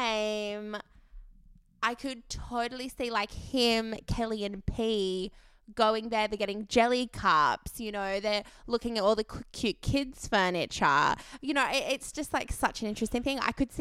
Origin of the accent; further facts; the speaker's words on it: Australia; growing up in Australia, as a kid